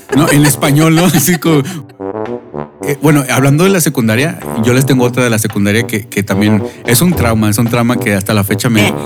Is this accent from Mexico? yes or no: yes; Monterrey, Nuevo León, Mexico; moved away; cuando me preguntaban a mí, pues, ¿de dónde eres? Yo obviamente voy a decir que Monterrey